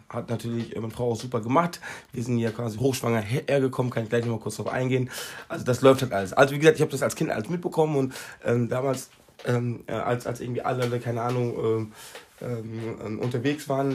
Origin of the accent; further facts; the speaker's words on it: Recklinghausen, North Rhine-Westphalia, Germany; now in Mallorca, Spain; ich komme aus äh, Recklinghausen.